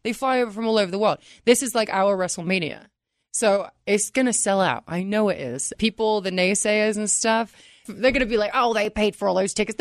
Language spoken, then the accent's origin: English; England, United Kingdom; now in United States; I'm from England, and I pronounce it a little bit differently